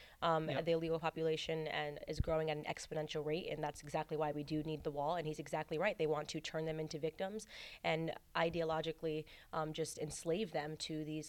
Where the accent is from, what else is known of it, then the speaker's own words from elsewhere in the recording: Connecticut, United States; I'm from Connecticut, so another blue state that has become a sinking ship.